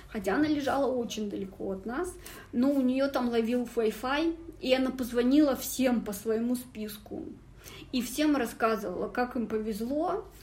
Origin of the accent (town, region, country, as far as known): the Urals, Russia